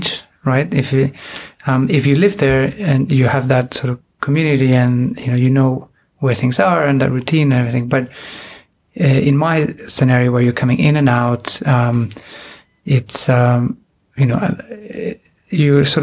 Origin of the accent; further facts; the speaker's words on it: Buenos Aires, Argentina; moved away as an adult; also born or lived in Spain; I was born in Spain, from a Peruvian mother and a Spanish father, and we moved to Argentina when I was about six. So, and I'm the oldest of three, so we all grew up. You know, that move caught us at different ages, but I spent most of my young life in Argentina